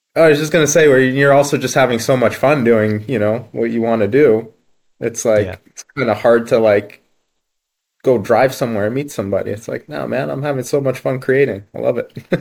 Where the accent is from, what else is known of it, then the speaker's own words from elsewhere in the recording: Halifax, Nova Scotia, Canada; also born or lived in Ukraine; So I was born in Ukraine originally. Yeah, born in Ukraine, and then mm. my parents moved to Canada um, with very little money and uh, yeah, made a new start basically. I think I was about three years old and we moved to the east coast of Canada, um, Halifax, Nova Scotia